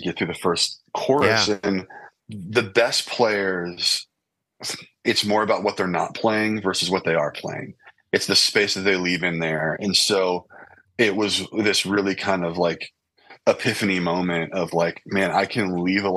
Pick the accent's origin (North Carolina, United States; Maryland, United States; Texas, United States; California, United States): California, United States; Lancaster; growing up in Lancaster, California, in the desert